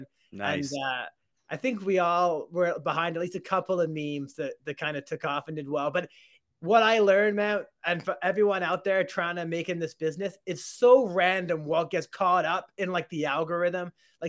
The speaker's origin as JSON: {"language": "English", "town": "Truro", "region": "Nova Scotia", "country": "Canada", "tie": "born or raised there", "said": "I grew up just outside of Halifax, just outside of this town called Truro, Nova Scotia."}